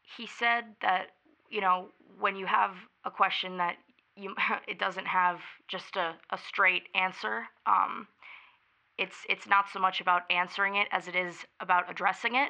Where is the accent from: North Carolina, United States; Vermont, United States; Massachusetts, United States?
Vermont, United States; South Burlington; I am from South Burlington, Vermont